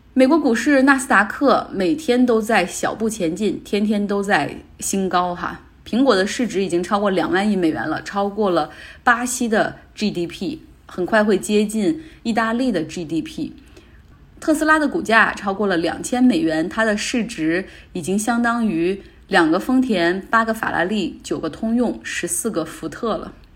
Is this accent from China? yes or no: yes; Northeast China, China; 后来像我们东北那边又出现了下岗潮